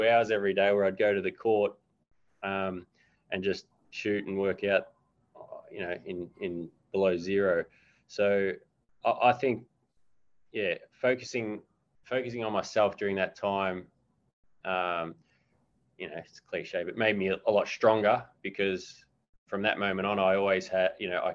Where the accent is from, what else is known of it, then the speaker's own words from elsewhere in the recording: Australia; moved away as an adult; also born or lived in Hamburg, Germany / Switzerland; contemplating going home to Australia